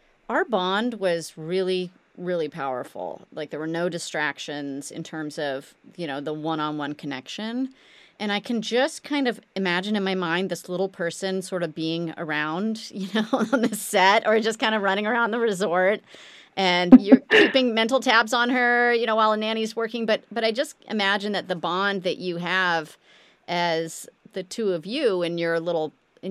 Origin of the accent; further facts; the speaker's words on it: Midwest, United States; we were growing up in the Midwest